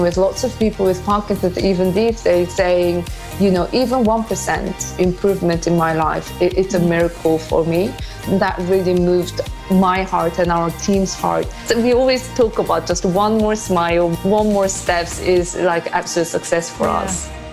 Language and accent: English; South Korea; moved away; I'm from South Korea